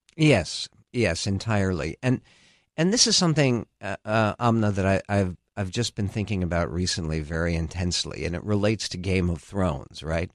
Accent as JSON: {"language": "English", "town": "San Diego", "region": "California", "country": "United States", "tie": "born or raised there", "also_born_or_lived": "Philadelphia / Los Angeles", "said": "I grew up in San Diego"}